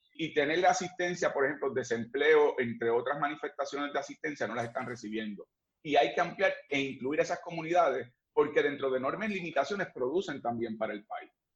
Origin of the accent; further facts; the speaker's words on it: Puerto Rico; nosotros los que somos puertorriqueños